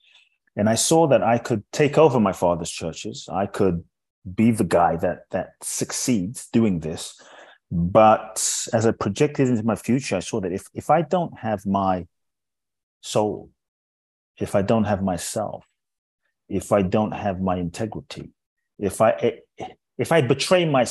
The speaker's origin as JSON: {"language": "English", "region": "London", "country": "United Kingdom", "tie": "born or raised there", "also_born_or_lived": "Ghana", "moved": "yes", "lives_now": "Los Angeles, United States", "said": "My father's from Ghana. My mother's Japanese. I grew up in London. I live in Los Angeles"}